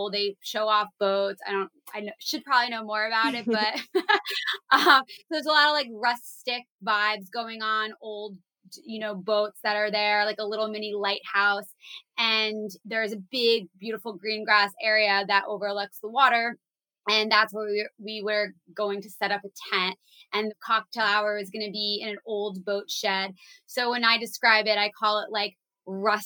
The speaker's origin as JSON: {"language": "English", "region": "New Jersey", "country": "United States", "also_born_or_lived": "Maryland", "said": "I'm from New Jersey"}